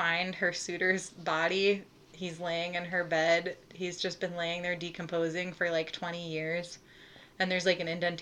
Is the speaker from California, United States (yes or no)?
no; Plymouth, Illinois, United States; my hometown of Plymouth, Illinois, which is 600 people